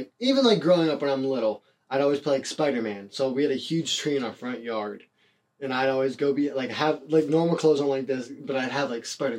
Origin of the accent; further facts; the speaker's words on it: Youngstown, Ohio, United States; I'm from Youngstown, Ohio, and there's not a lot of stuff that goes on.